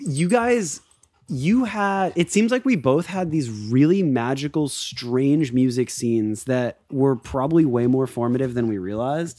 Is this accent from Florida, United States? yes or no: yes; Florida, United States; growing up in Florida, skateboarding, all